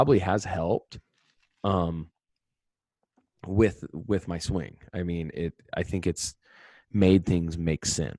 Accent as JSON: {"language": "English", "town": "North Platte", "region": "Nebraska", "country": "United States", "said": "I came from North Platte, Nebraska. My dad's a teacher and a coach. My mom stayed at home."}